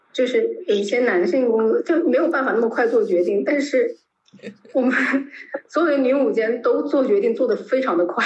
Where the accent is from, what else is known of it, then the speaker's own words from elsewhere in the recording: Guangdong, China; 我是广东人，然后我一直在南方生活